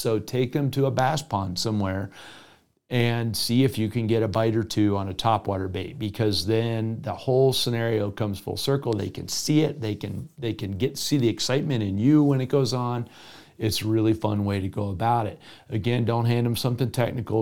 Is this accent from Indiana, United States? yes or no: no; Florida, United States; now in Colorado, United States; my home state of Florida